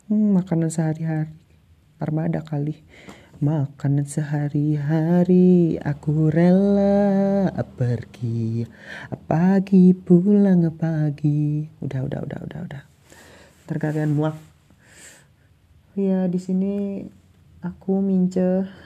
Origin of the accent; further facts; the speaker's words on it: Malang, East Java, Indonesia; aku asli orang Malang. Orang Malang asli lure. Orang Malang asli, tapi aku itu dari Kabupaten Malangnya